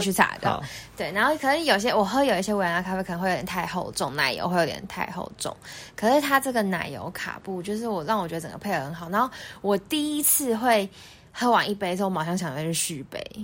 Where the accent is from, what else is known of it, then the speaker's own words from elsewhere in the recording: Taiwan; 我们台湾人习，顾客就习惯店家给我们多一点宽容度